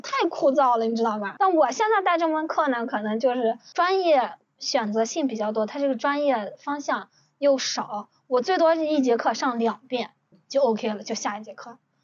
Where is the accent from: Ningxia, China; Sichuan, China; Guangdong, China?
Ningxia, China; 我们宁夏人